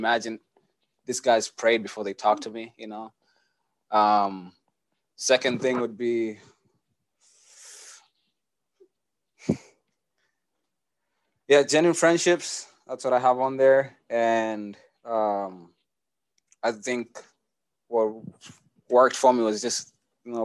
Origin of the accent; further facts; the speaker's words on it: Kenya; moved away as an adult; now in Kansas City, United States; I was born and raised in Kenya, lived there for 17 years